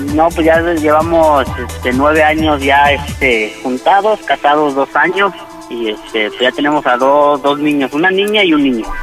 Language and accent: Spanish; Toluca, State of Mexico, Mexico; moved away as an adult; now in Zacatecas, Mexico; nosotros somos originarios del Estado de México, de Toluca